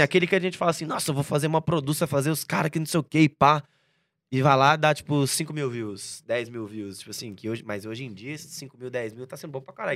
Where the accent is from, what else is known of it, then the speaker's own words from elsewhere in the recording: Goiânia, Goiás, Brazil; now in São Paulo, Brazil; nasci em Goiânia, uhum. dia 2 de junho de 1998